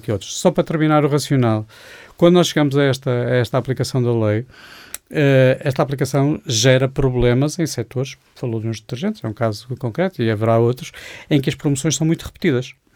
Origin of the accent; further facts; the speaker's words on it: Porto, Norte, Portugal; now in Lisbon, Portugal; Eu, eu, sou portuense, vivo em Lisboa